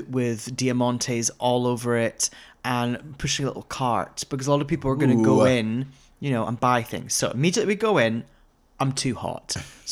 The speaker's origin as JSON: {"language": "English", "region": "Scotland", "country": "United Kingdom", "said": "I'm from Scotland"}